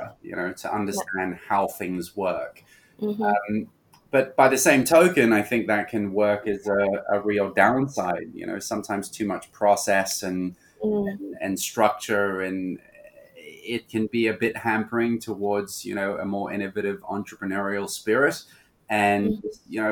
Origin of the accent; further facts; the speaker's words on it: Hong Kong; moved away; also born or lived in Australia; being born and raised in Hong Kong, I always had a great affinity for this city